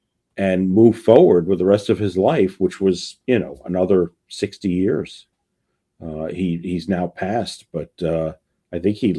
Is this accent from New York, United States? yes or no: yes; Bronx, New York, United States; I grew up in the Bronx in the 1960s and 70s